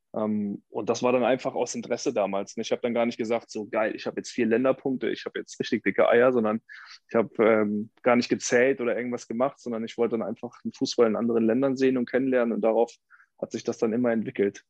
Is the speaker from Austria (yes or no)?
no; a village outside Cologne, North Rhine-Westphalia, Germany; now in Cologne, Germany; ich komme aus dem Dorf ursprünglich, gar nicht aus Köln. Hier wohne ich erst äh, seit sechs Jahren